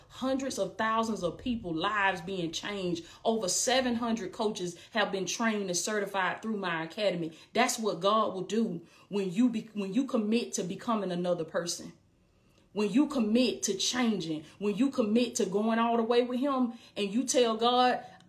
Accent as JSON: {"language": "English", "town": "Blakely", "region": "Georgia", "country": "United States", "said": "I came from Blakely, Georgia, a small town in Southwest Georgia, baby. I came from Blakely, Georgia, little bitty town that don't nobody know nothing about, little bitty down south country girl."}